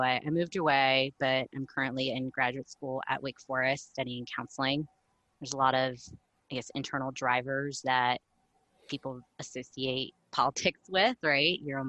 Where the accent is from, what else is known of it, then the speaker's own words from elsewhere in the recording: Arlington, Virginia, United States; I'm from Arlington, Virginia.